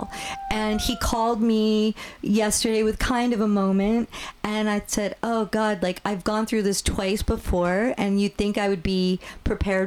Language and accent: English; New York, New Jersey, East Coast, United States; moved away; we grew up on the East Coast